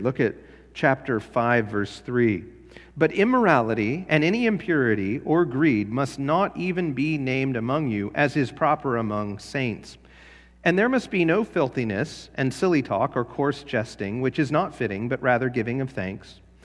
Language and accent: English; Los Angeles, California, United States; now in Spotsylvania, United States; I was from LA, I was from Los Angeles